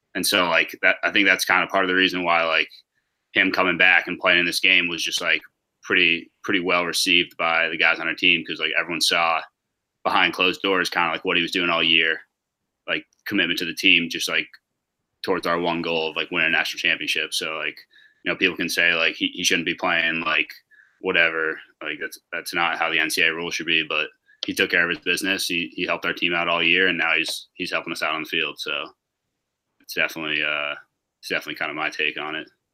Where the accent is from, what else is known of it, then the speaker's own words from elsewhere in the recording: New York, United States; I was born in New York, so both my parents from there